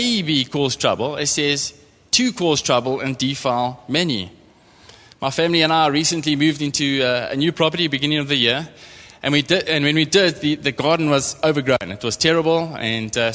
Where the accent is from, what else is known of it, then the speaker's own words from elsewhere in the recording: East London, Eastern Cape, South Africa; also born or lived in Port Elizabeth / Transkei; I'm from the Eastern Cape, grew up in East London, moved to Port Elizabeth to go and study